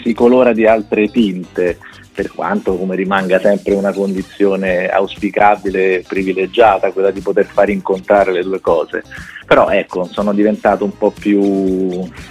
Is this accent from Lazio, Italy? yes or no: yes; Rome, Lazio, Italy; sono romano